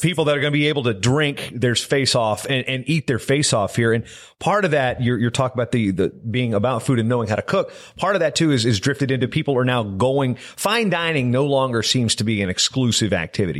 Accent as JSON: {"language": "English", "region": "southeastern Virginia", "country": "United States", "tie": "born or raised there", "moved": "yes", "lives_now": "Twin Cities, Minnesota, United States", "said": "I'm from southeastern Virginia, so I was in the swimmable portion of the Chesapeake Bay where I grew up. My, my hometown juts right out into it"}